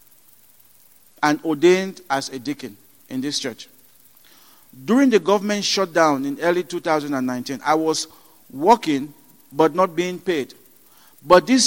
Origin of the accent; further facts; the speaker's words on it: Cameroon; moved away; I was born in Cameroon into a Baptist family.